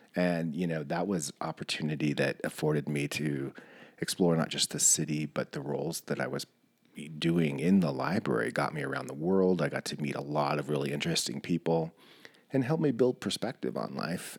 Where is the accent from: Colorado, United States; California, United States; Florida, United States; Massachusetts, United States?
California, United States; Bishop; I grew up in Bishop, which is just south of Mono County in the Owens Valley